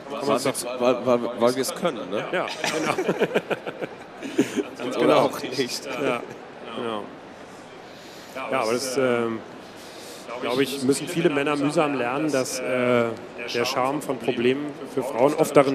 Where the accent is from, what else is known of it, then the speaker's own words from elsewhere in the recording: Recklinghausen, North Rhine-Westphalia, Germany; bei uns in, in, in, in äh, Recklinghausen, wo ich herkomme